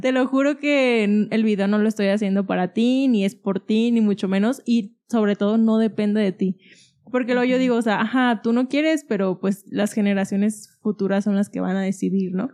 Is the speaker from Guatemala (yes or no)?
no; Guadalajara, Jalisco, Mexico; yo que soy de Guadalajara